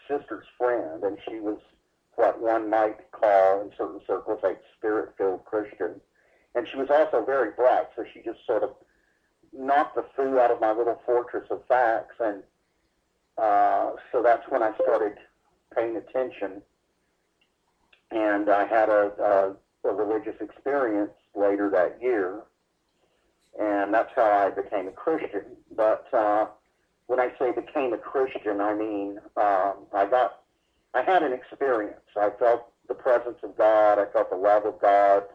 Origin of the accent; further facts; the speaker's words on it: Dallas, Texas, United States; I was born in Dallas, Texas in 1956.